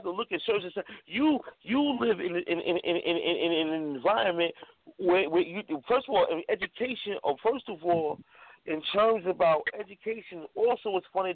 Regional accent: New York City, New York, United States; I grew up in Harlem, New York

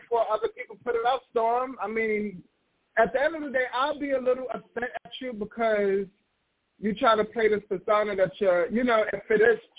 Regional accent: New York, United States; I'm from New York

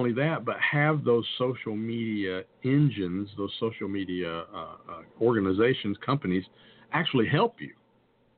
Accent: the South, United States; I'm from the South

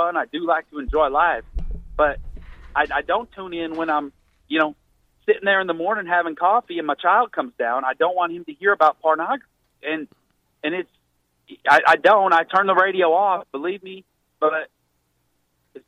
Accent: Mississippi, United States; I grew up in Mississippi

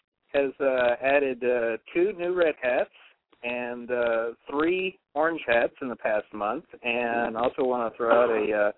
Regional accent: Washington, United States; Pacific Northwest, Washington.

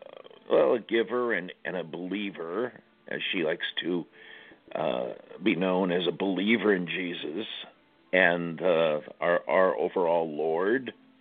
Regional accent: Los Angeles, California, United States; I'm from Los Angeles originally.

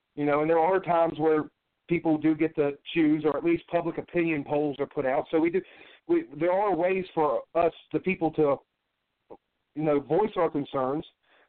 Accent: California, United States; born there; but I was born in the Pendleton Hospital.

